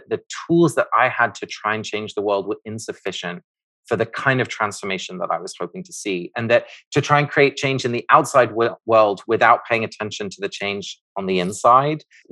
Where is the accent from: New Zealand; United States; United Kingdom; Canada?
United Kingdom; England; I grew up in the United Kingdom, in England.